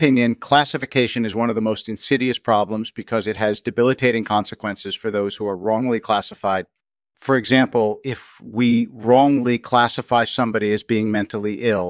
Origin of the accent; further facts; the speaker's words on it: Baltimore, Maryland, United States; I was born and raised in Baltimore, Maryland